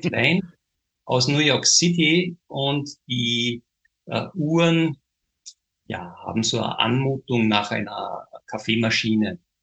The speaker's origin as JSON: {"language": "German", "country": "Austria", "said": "wir im kleinen Österreich"}